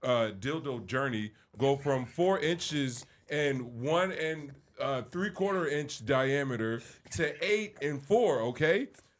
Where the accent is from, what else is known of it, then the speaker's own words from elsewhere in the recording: Philadelphia, Pennsylvania, United States; I'm a poet from Philly.